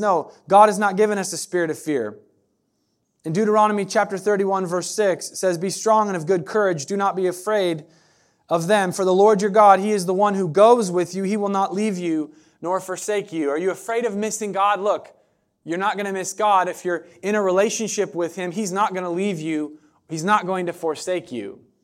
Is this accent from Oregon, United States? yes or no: yes; Southern Oregon, United States; moved away as an adult; now in Eugene, United States; I'm from Southern Oregon